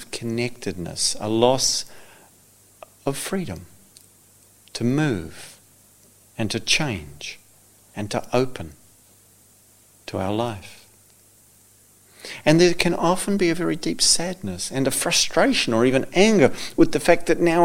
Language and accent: English; New Zealand; I come from New Zealand. We don't have snakes in New Zealand